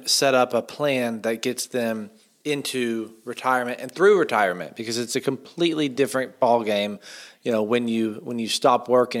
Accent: Asheville, North Carolina, United States; moved away as an adult; now in Charleston, United States; So I'm from Asheville, North Carolina. My wife and I met there when we were really young, and my whole family is from there.

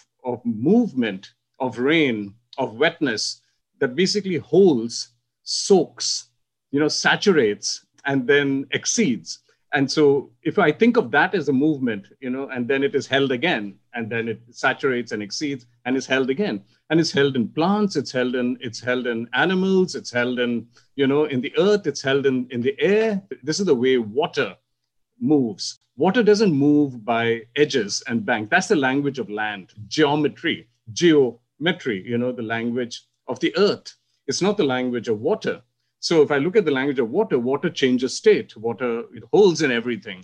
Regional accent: India; And that's how I grew up in India, in a monsoon world

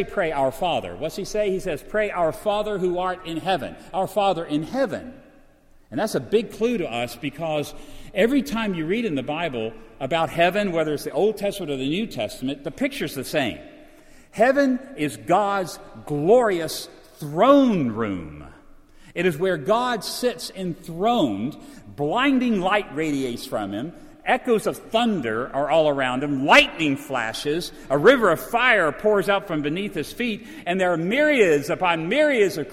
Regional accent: Virginia, United States; I come from Virginia

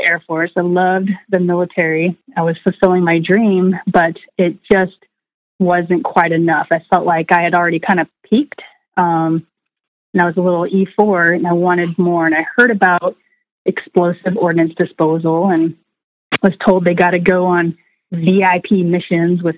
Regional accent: Washington, United States; also born or lived in Berkeley, California; now in Navarre, Florida, United States; So I was born in Berkeley, California. My dad still lives in Northern California, but I grew up for the most part in Washington State and spent most of my childhood

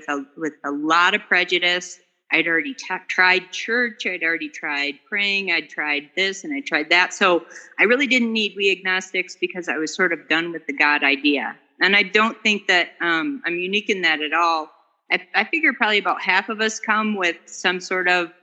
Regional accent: Dallas, Texas, United States; now in Colorado, United States; I'm from Dallas, but I'm calling in from Colorado

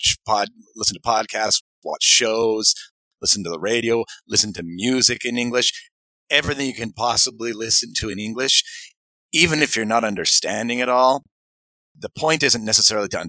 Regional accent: Maine, United States; moved away; also born or lived in Utah; I'm from the state of Maine originally

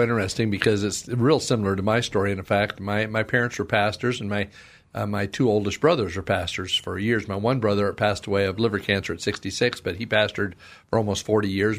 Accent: Vancouver, Washington, United States; moved away; I was from Vancouver, Washington

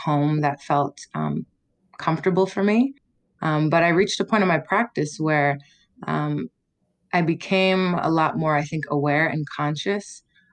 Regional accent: Toronto, Ontario, Canada; moved away as an adult; also born or lived in Ottawa / United States; I was born in Ottawa to a Jamaican mother and a Canadian-born father, white father. I grew up in Toronto, a really diverse, eclectic city

